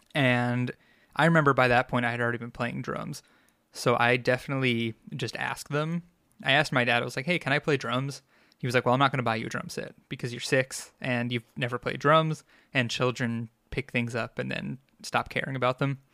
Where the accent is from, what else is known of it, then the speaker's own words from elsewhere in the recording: Long Island, New York, United States; accent: Long Islander; I grew up on Long Island, and, uh, I'm a New Yorker, through and through